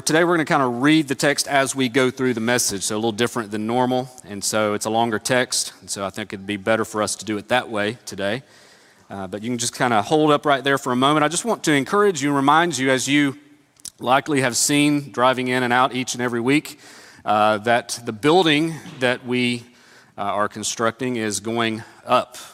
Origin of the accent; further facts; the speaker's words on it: Northeast Tennessee, United States; Growing up in Northeast Tennessee